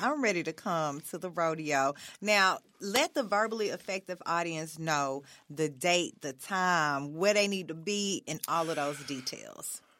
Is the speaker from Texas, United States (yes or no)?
yes; Beaumont, Texas, United States; now in Memphis, United States; I'm from Beaumont, Texas originally